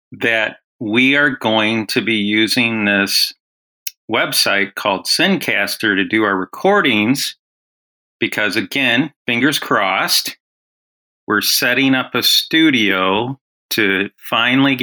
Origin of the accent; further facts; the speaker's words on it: Illinois, United States; I grew up in Illinois